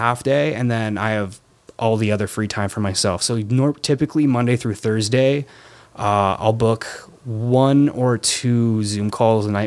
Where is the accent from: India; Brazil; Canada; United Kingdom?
Canada; Windsor, Ontario; moved away; I grew up in Windsor